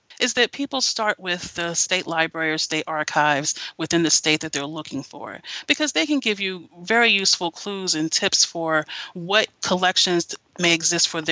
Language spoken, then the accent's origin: English; Greensboro, North Carolina, United States; I'm from North Carolina. My family's from North Carolina, and I grew up in Greensboro.